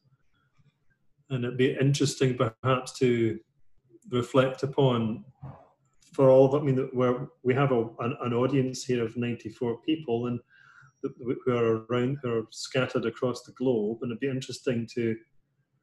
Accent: United Kingdom; also born or lived in London; as a British person

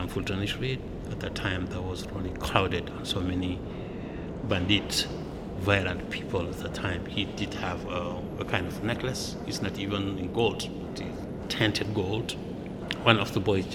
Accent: Senegal; first language Pular; English is a second language; moved away as an adult; now in Brooklyn, United States; I've been here since 1990. From Senegal, west side country in Africa. My first language is Fulani.

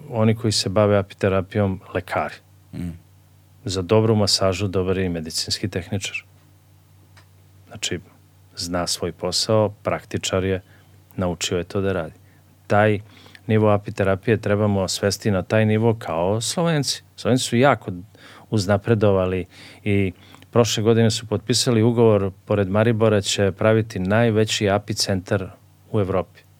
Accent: Serbia

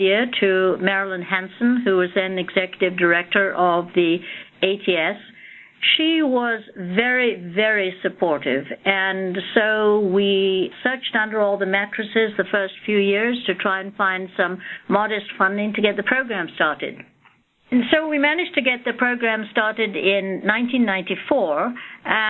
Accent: Scotland, United Kingdom; moved away; also born or lived in India; I was born in India and received all my education in Scotland.

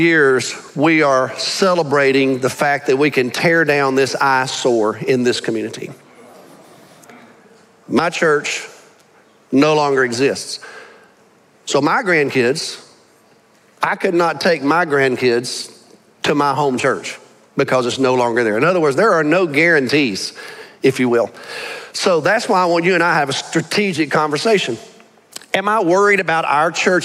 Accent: Birmingham, Alabama, United States; now in Arlington, United States; I grew up in a great church, y'all. I grew up in Wylam Baptist Church in Birmingham, Alabama

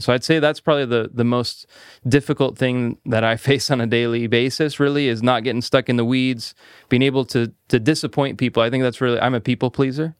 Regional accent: Salem, Oregon, United States; I actually grew up here in Salem. So, I, I was raised here

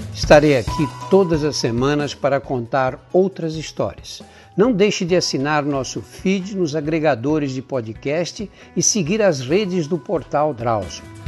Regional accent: São Paulo, Brazil; accent: São Paulo Italian-influenced accent; Eu nasci no bairro Operário em São Paulo, no bairro do Brás

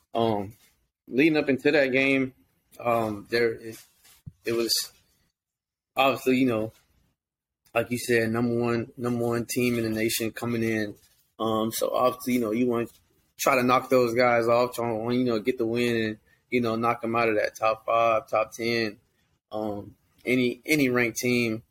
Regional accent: Georgia, United States; moved away; I'm from Georgia

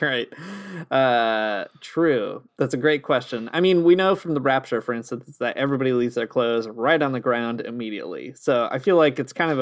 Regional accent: Canada; I am your Canadian Catholic Communist poetry reader.

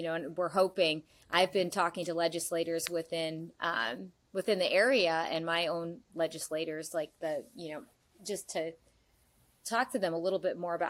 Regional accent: Indiana, United States; I'm from Indiana

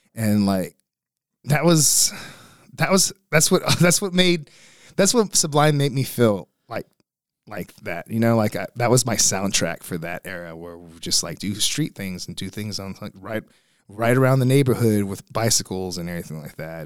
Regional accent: Beeville, Texas, United States; also born or lived in Corpus Christi, Texas; now in San Antonio, United States; from Beeville, Texas, that's where I grew up from

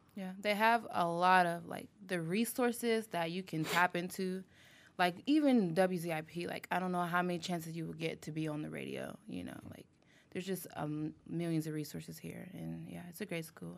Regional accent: Columbus, Ohio, United States; also born or lived in Youngstown, Ohio; I'm from Columbus, Ohio

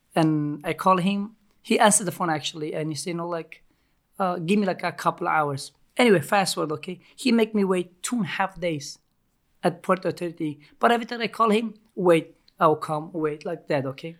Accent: Turkey; English is a second language; also born or lived in Montreal, Canada; now in New York, United States; I grew up in Ca, uh, Turkey

